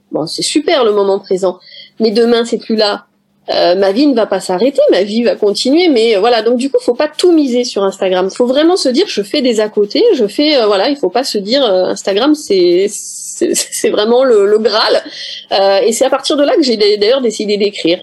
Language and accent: French; Paris, Île-de-France, France; moved away as an adult; je suis parisienne d'origine, même si je vis dans le sud de la France aujourd'hui